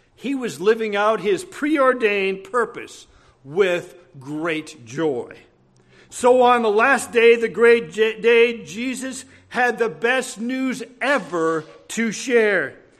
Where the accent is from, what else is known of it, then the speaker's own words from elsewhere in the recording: Brainerd, Minnesota, United States; I was in Brainerd, my hometown, my mother's hometown